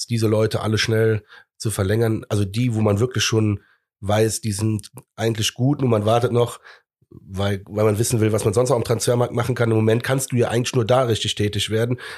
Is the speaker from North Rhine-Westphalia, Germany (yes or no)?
yes; Cologne, North Rhine-Westphalia, Germany; so bekloppt sind wir Kölner ja, ne?